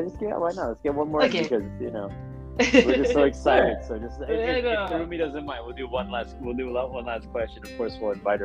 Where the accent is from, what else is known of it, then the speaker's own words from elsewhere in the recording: New Jersey, United States; moved away as an adult; now in Japan; I grew up in New Jersey